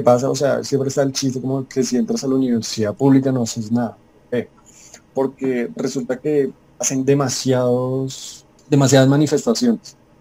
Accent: Colombia; now in Bogotá, Colombia; como cualquier colombiano

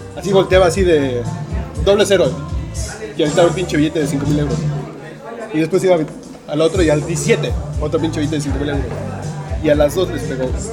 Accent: Mexico; yo vengo de México

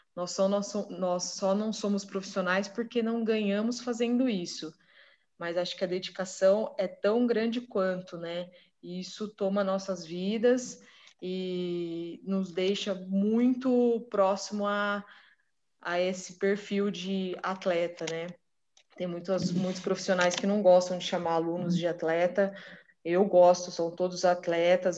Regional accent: Marília, São Paulo, Brazil; nós somos de Marília

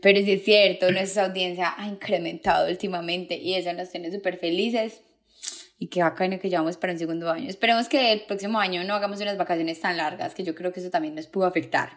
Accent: Paisa, Antioquia, Colombia; como gran paisa

